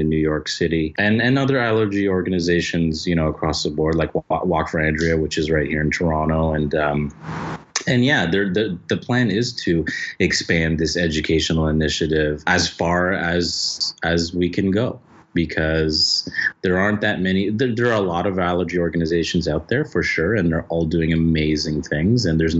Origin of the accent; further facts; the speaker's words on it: Philippines; Like, I'm Filipino, right?